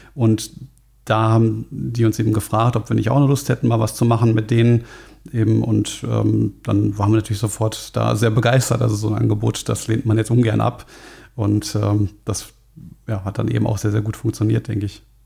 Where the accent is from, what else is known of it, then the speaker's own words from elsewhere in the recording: Frankfurt, Hesse, Germany; ich komme selber aus Frankfurt